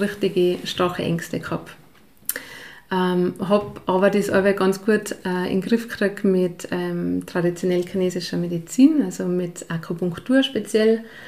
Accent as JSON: {"language": "German", "region": "Lower Bavaria", "country": "Germany", "tie": "born or raised there", "also_born_or_lived": "St. Jakob, Tyrol, Austria / Ireland / Kitzbühel, Austria", "moved": "as an adult", "lives_now": "Pillerseetal, Austria", "said": "bin ich in Bayern aufgewachsen"}